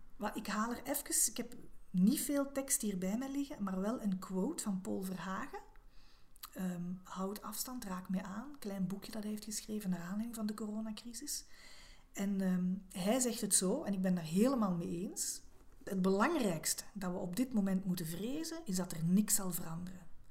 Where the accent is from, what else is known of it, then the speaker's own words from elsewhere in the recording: Belgium; als Belg